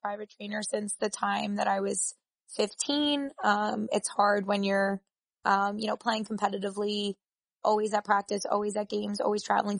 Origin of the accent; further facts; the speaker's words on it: New York City, New York, United States; the College of Staten Island, which is my hometown